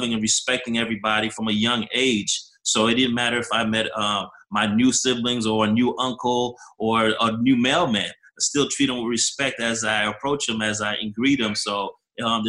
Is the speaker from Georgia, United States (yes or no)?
no; New Jersey, United States; I was raised in Jersey